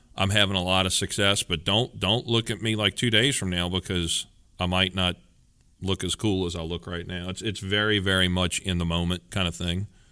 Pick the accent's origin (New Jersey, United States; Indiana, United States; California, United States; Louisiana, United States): Louisiana, United States; I'm from Louisiana and we kinda know what good groceries are